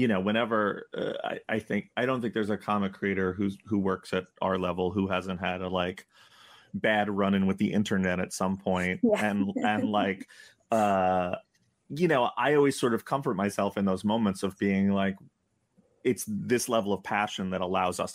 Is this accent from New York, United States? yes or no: yes; New York, United States; we're from New York